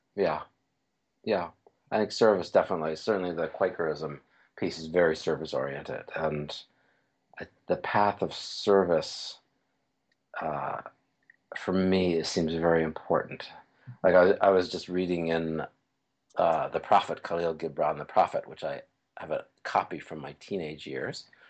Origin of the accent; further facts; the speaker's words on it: New York City, New York, United States; moved away; also born or lived in Bay Area; I grew up in New York City